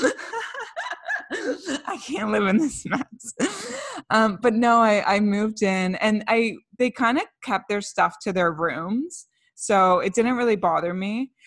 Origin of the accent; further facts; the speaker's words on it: Canada; We're two Canadian millennials